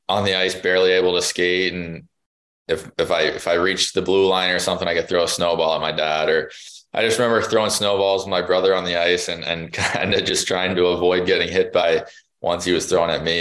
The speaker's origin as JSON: {"language": "English", "region": "New Jersey", "country": "United States", "tie": "born or raised there", "said": "I was born in New Jersey."}